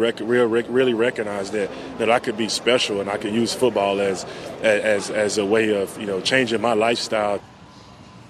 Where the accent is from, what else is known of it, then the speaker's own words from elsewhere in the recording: Yazoo City, Mississippi, United States; moved away as an adult; also born or lived in Philadelphia; I'm from Yazoo City